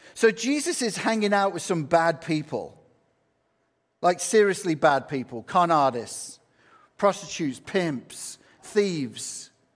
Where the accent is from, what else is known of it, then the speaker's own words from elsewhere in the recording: England, United Kingdom; now in United States; I'm from England